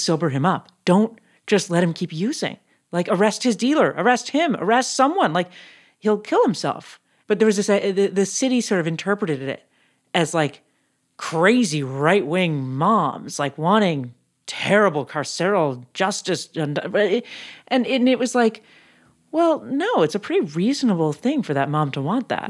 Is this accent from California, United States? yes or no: yes; San Francisco, California, United States; now in Los Angeles, United States; my hometown, San Francisco